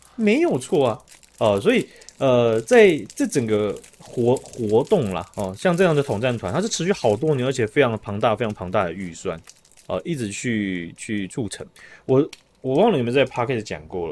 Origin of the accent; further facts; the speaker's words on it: Taiwan; 那我们台湾的有一位